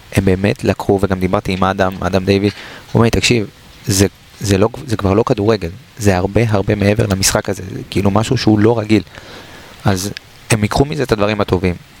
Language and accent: Hebrew; Israel